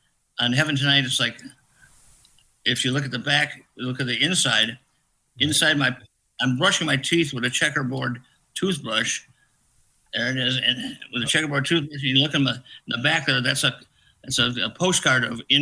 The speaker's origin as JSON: {"language": "English", "region": "Illinois", "country": "United States", "said": "from Illinois"}